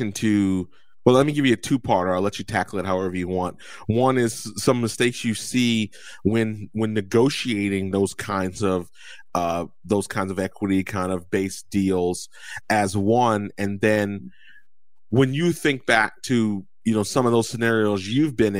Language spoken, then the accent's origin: English; New Jersey, United States; moved away; I'm from Jersey